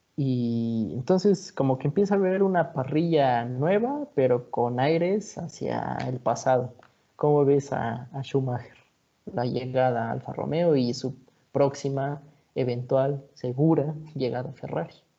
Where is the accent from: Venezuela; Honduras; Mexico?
Mexico; siendo mexicano